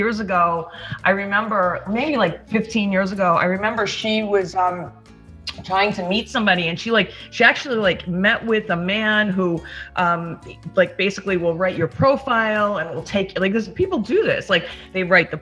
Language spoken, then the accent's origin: English; New York, United States; also born or lived in East Hampton; I'm from New York originally, but the last couple of years I've been out in East Hampton with since COVID. I've been spending more time out here at my house in East Hampton. So I'm a native New Yorker